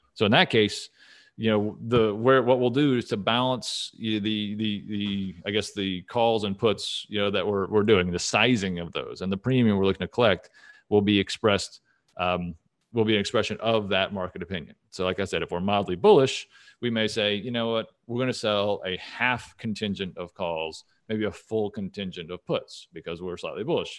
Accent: Dallas, Texas, United States; moved away as an adult; also born or lived in Saint Louis; I'm originally from Dallas

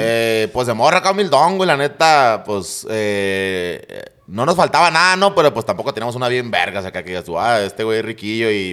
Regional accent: San Luis, Mexico; me cambié a la colonia Reforma, güey. Y ahí ya, ya crecí en la Reforma

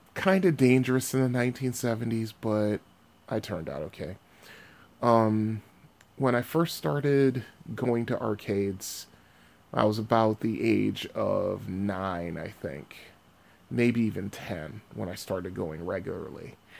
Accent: Bridgeport, Connecticut, United States; I was born and raised in Bridgeport, Connecticut

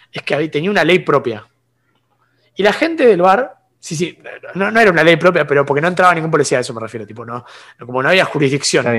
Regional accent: San Bernardo, Buenos Aires Province, Argentina; de, pues la, costa, atlántica de San Bernardo.

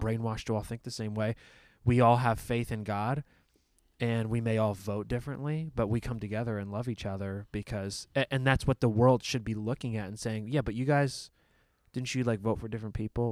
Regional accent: United States; as an American

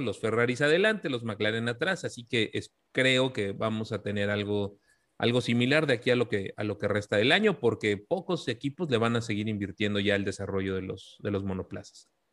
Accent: Mexico

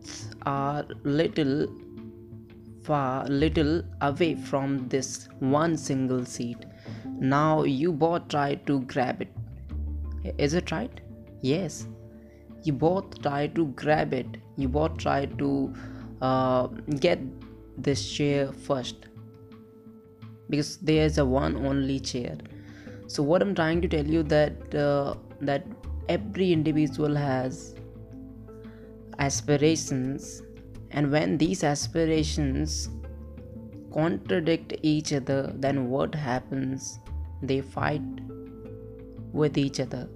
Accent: India; English is a second language; I'm from India

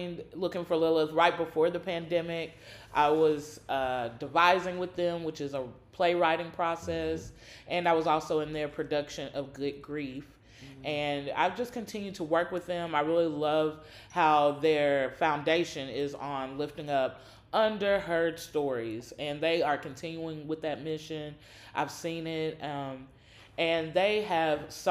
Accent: Nashville, Tennessee, United States; moved away as an adult; now in Louisville, United States; I am from Nashville, Tennessee

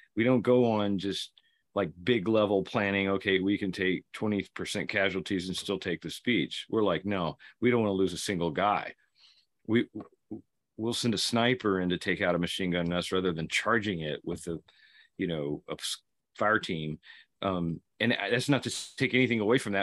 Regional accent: Kentucky, United States; a Marine from Kentucky, my home state

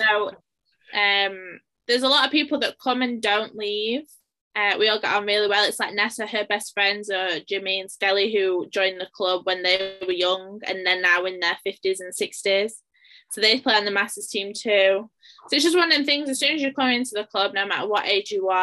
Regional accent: Sheffield, Yorkshire and the Humber, United Kingdom; I'm from Sheffield. We've never moved from here.

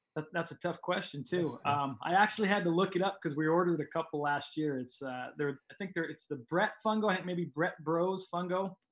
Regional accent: Montana, United States; moved away as an adult; also born or lived in Jamestown, North Dakota; now in Oregon, United States; I grew up in Montana

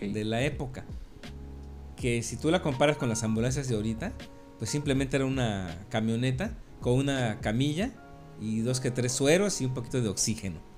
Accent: Mexico City, Mexico; moved away; also born or lived in Campeche; mis orígenes vienen desde el Distrito Federal, yo nací en la Ciudad de México en los años sesentas.

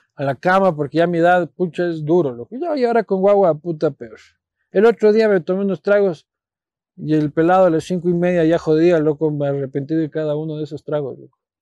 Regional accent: Quito, Pichincha, Ecuador; also born or lived in Spain; yo soy nacido en Quito, criado en Quito, vivo en Quito, amo Quito

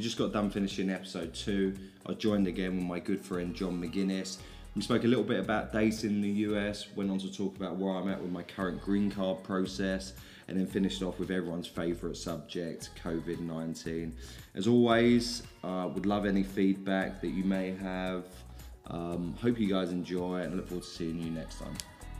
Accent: London, United Kingdom; accent: South London; I've tried to pronounce my words more and more over the last few years, which doesn't particularly go well with a South London accent.

